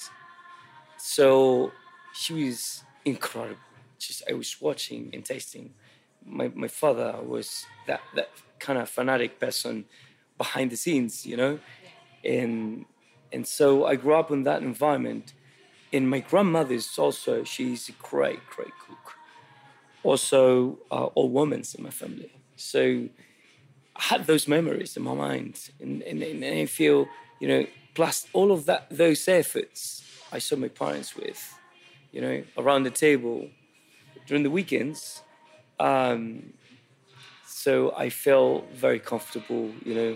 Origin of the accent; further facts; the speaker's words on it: Santiago, Santiago Metropolitan Region, Chile; When I was a kid, I grew up in Santiago in the capital